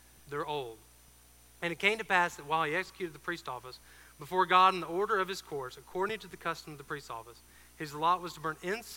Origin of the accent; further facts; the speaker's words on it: Georgia, United States; moved away as an adult; I'm originally from Georgia.